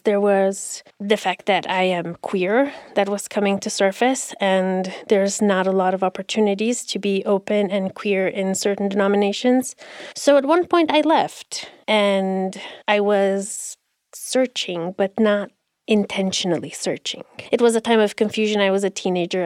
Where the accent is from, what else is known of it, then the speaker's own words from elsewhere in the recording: Romania; now in United States; When I go back to Romania, I'm the American. And when I'm here, I'm the immigrant